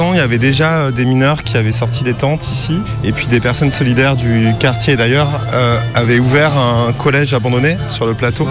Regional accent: near Joinville, Haute-Marne, Grand Est, France; J'ai grandi à côté de Joinville, en Haute-Marne

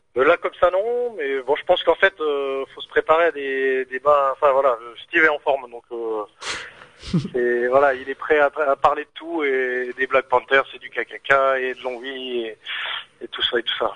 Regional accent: Longwy, Grand Est, France; je suis né à Longwy, enfin à juste à côté

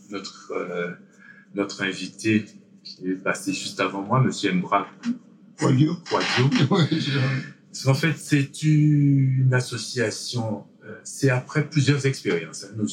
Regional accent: French Antilles, France; que le 1er novembre chez nous aux Antilles, c'est le jour où tout le monde va au cimetière déposer une bougie pour leur disparu.

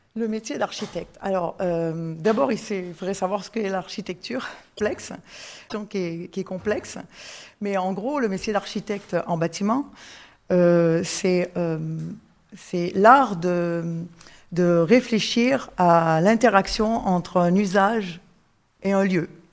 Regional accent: Canada; moved away as an adult; now in France; je suis canadienne

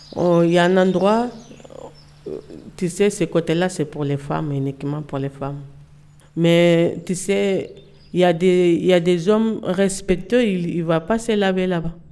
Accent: Velingara, Kolda, Senegal; French is a second language; now in France; Je viens de Sénégal. Euh, mon village s'appelle Velingara.

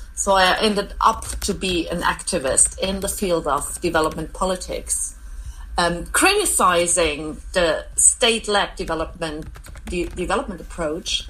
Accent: East Germany, Germany; I'm from, I grew up in East Germany

